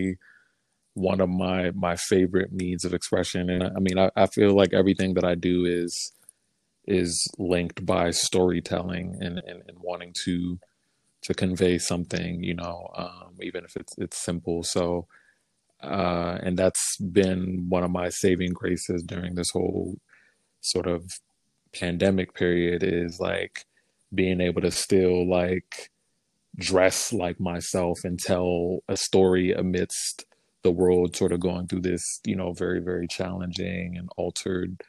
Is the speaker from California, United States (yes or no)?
no; Maryland, United States; moved away as an adult; now in New York, United States; I'm originally from Maryland, but I've been living in New York for almost the last 10 years